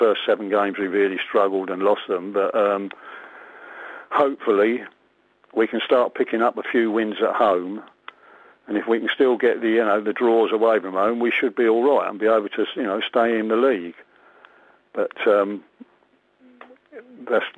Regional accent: Croydon, London, United Kingdom; I came from Croydon. They used to call me the up the roader, you know, because I didn't come from round Wycombe

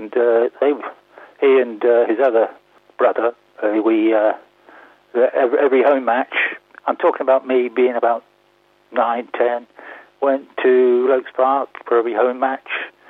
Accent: High Wycombe, South East England, United Kingdom; also born or lived in Marlow; I was born in Richardson Street, and I went to school. The school then was in the town. I think it's called John Hampton School now. It was the Wycombe Technical High School then, opposite the Rye. I did live in Marlow. So, yes, I've always been a Wycombeite

